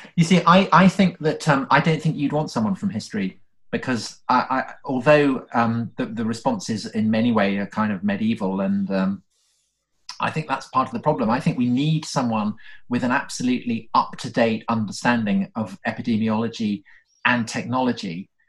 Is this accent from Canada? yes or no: no; outside Salisbury, South West England, United Kingdom; we we grew up outside Salisbury